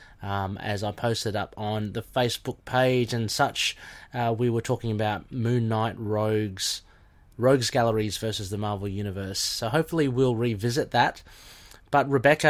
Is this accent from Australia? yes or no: yes; Australia; I'm Aussie